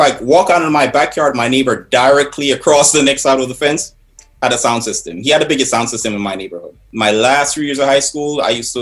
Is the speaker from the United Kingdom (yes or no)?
no; Kingston, Jamaica; now in Bronx, United States; I was born in Kingston, Jamaica